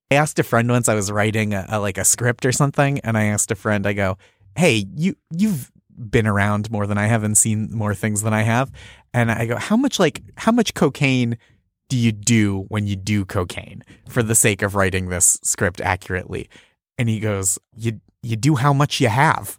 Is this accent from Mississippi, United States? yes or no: no; just outside Boston, Massachusetts, United States; I grew up just outside Boston